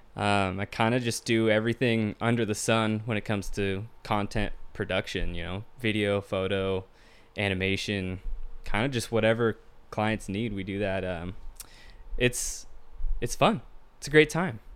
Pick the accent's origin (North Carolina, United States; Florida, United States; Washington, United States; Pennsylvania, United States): Washington, United States; Tacoma; Born and raised in Tacoma, Washington